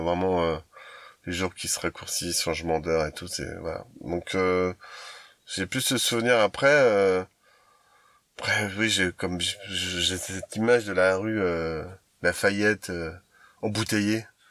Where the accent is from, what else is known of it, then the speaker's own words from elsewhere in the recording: Paris, Île-de-France, France; moved away; On est parisien